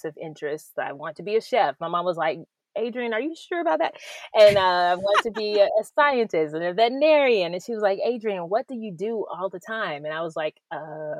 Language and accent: English; Clayton County, Georgia, United States; I grew up in Clayton County in Georgia